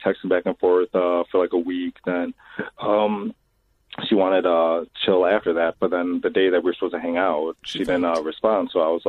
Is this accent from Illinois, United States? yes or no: yes; Chicago, Illinois, United States; I'm from Chicago.